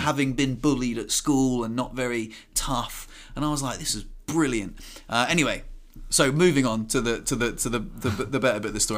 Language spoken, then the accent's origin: English; Southampton, South East England, United Kingdom; I'm from Southampton